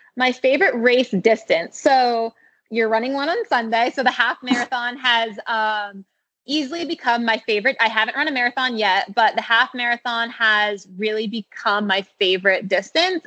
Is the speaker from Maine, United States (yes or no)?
yes; Standish, Maine, United States; moved away; also born or lived in Arizona; My parents live on Sebago Lake, um, which is in Standish, Maine, is where I was raised